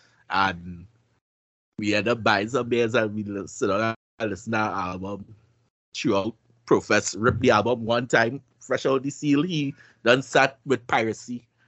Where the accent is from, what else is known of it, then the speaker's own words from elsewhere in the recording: Virginia, United States; I'm from Virginia, but ain't shit to do but cook.